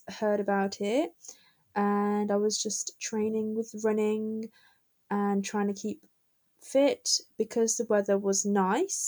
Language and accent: English; Birmingham, West Midlands, United Kingdom; I'm from Birmingham